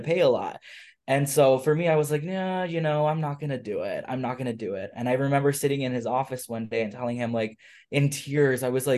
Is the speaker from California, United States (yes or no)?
no; Phoenix, Arizona, United States; also born or lived in Dubuque, Iowa; now in San Marcos, United States; I came originally from Phoenix, Arizona.